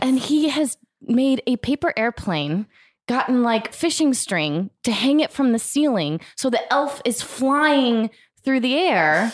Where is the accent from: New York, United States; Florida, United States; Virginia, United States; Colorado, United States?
Florida, United States; now in Los Angeles, United States; I grew up in Florida